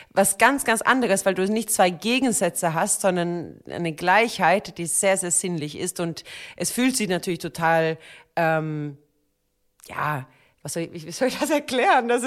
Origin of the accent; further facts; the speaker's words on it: Sweden; Ich komme aus Schweden. Was denkst du denn? Wir Schweden, wir sind ja ein bisschen entspannter in solche Themen.